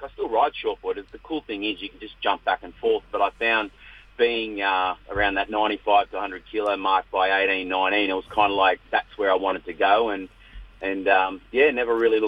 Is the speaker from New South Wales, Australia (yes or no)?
yes; Northern Rivers and the Tweed Coast, New South Wales, Australia; I love where I come from, growing up in the Northern Rivers and the Tweed Coast, Bunjalung, Gudjonbura area.